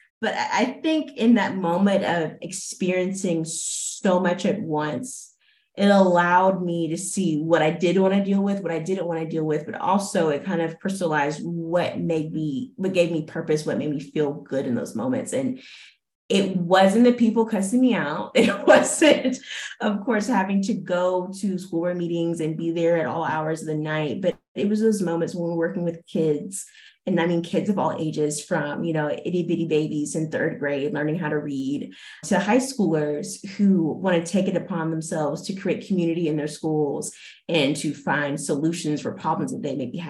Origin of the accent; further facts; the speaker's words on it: Daphne, Alabama, United States; moved away as an adult; also born or lived in Auburn, Alabama; now in Los Angeles, United States; I'm from Alabama, born and raised